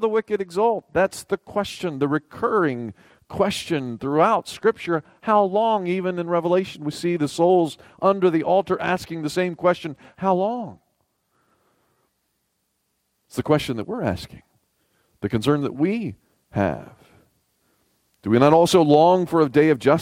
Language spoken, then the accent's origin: English; the South, Southern United States, United States; As a Southerner